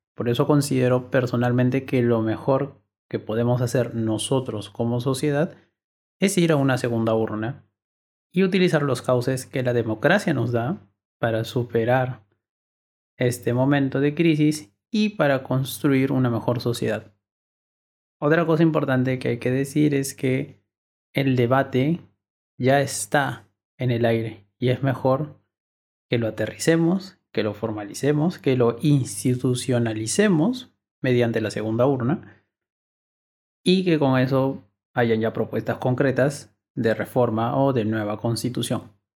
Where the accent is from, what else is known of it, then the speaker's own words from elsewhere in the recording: Peru; Todos somos ciudadanos peruanos